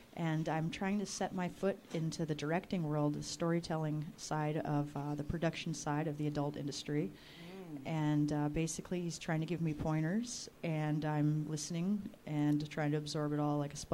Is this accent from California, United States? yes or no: no; Las Vegas, Nevada, United States; Originally, I'm from Las Vegas.